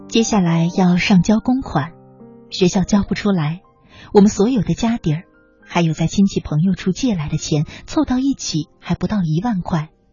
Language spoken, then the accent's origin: Chinese; China; 我们中国人呢，对自己的感情表达特别地含蓄